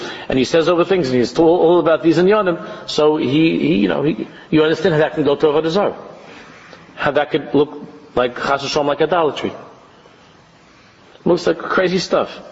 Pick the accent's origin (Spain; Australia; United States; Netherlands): United States; people like us, growing up in America